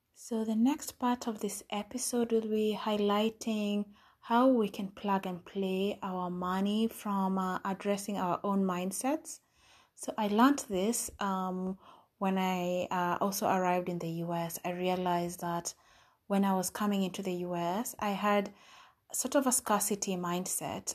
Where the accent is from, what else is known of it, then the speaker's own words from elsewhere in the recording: Kenya; I'm from Kenya